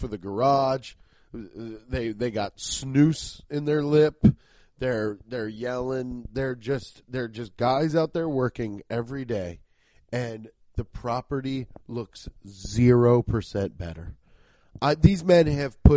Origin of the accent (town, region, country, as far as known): Cincinnati, Ohio, United States; born or raised there